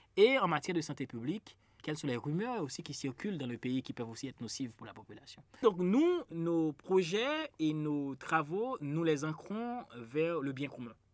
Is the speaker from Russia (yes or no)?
no; Haiti